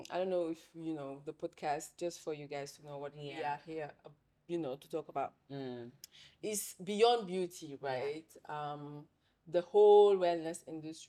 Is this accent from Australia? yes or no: no; Senegal; accent: French; also born or lived in Paris, France; now in Ghana; my country of origin is Senegal